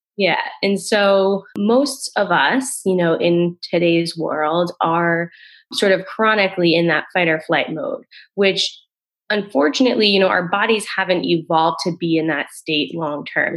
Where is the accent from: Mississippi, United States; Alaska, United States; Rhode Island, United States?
Rhode Island, United States; moved away; also born or lived in Boston; I grew up in Rhode Island. I was living in Boston at the time.